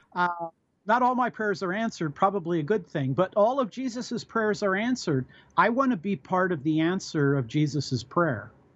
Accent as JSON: {"language": "English", "country": "United States", "said": "I'm an American. I'm an American citizen"}